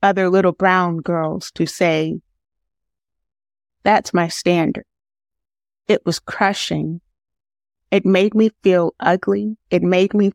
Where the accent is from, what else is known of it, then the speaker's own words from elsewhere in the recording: United States; I am such an American